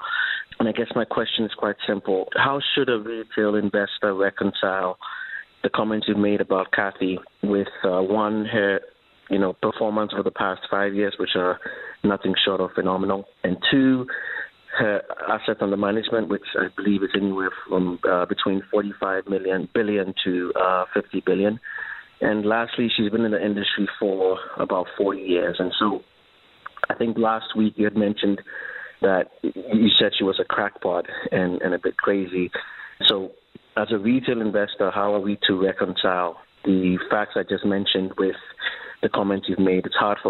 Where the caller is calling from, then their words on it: Dubai, United Arab Emirates; I'm calling from Dubai.